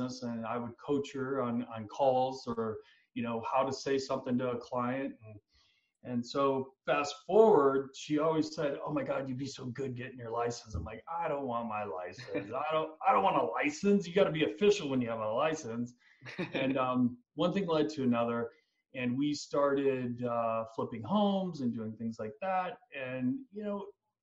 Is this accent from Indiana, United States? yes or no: yes; Indiana, United States; now in Scottsdale, United States; I'm from Indiana